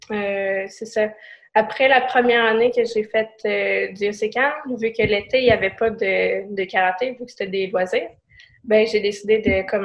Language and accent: French; Quebec City, Quebec, Canada; je viens de la ville de Québec. J'ai commencé le karaté à 10 ans, ça veut dire en 2008.